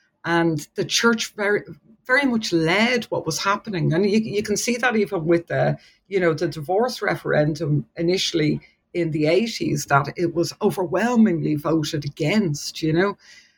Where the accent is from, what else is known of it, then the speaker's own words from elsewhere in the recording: Dublin, Leinster, Ireland; moved away as an adult; now in New Zealand; Yeah, so I'm from Dublin, and I studied at University College Dublin, where I did my PhD. So I just moved here to New Zealand. It's just over 2 years ago now, actually.